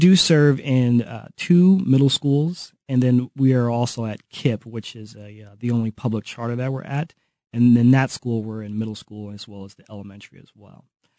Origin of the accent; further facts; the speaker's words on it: Kansas City, Missouri, United States; moved away as an adult; also born or lived in Chicago; I grew up here in Kansas City, but I found City Year in Chicago. I was living up there for about 10 years.